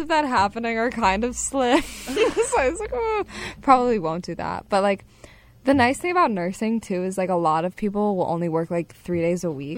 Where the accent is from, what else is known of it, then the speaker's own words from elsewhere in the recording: Hershey, Pennsylvania, United States; moved away; my hometown a lot, and like it was such a nice place to like grow up